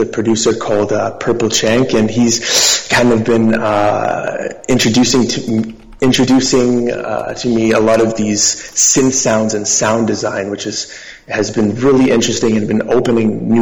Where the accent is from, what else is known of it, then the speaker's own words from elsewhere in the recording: Toronto, Ontario, Canada; I'm a musician from Toronto.